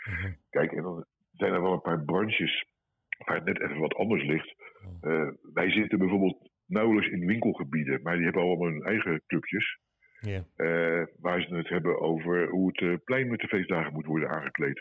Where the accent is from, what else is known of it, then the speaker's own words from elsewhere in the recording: Rotterdam, South Holland, Netherlands; als Rotterdammer